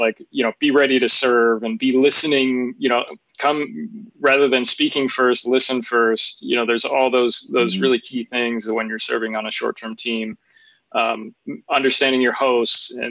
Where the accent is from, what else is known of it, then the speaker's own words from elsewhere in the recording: United States; who I am as an American